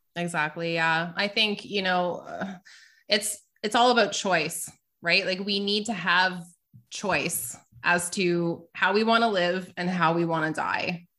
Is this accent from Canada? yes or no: yes; Canada; I'm Canadian